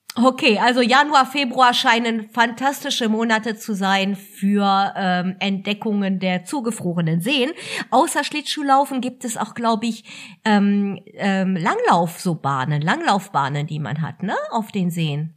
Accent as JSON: {"language": "German", "country": "Germany", "said": "hier bei uns in Deutschland"}